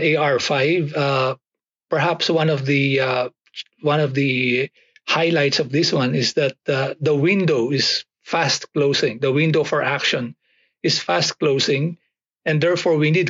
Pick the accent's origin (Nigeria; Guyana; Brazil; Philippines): Philippines; I grew up about 80 kilometers south of Manila in the Philippines